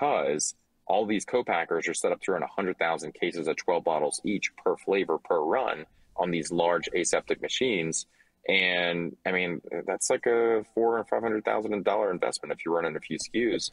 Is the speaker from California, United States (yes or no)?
no; Louisiana, United States; I'm from Louisiana